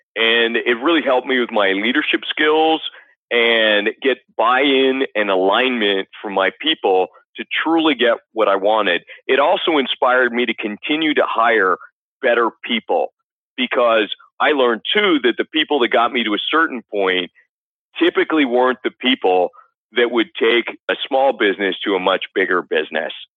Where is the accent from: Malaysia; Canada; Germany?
Canada; I grew up in Canada.